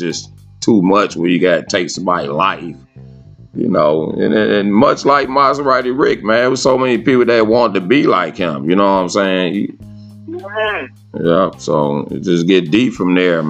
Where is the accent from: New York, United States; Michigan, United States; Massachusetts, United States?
Michigan, United States; Detroit; moved away as an adult; now in Tennessee, United States; I was actually forced from Detroit. I was ejected from Detroit, and I stayed away from there for a bunch of years.